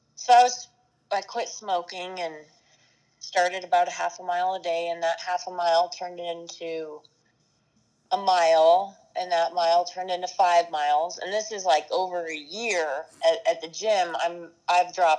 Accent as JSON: {"language": "English", "town": "Aurora", "region": "Colorado", "country": "United States", "tie": "born or raised there", "said": "I'm a Colorado native, and I grew up in Aurora, Colorado"}